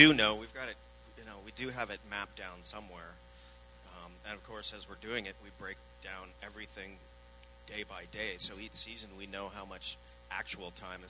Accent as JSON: {"language": "English", "town": "Vancouver", "region": "British Columbia", "country": "Canada", "said": "I'm from Vancouver"}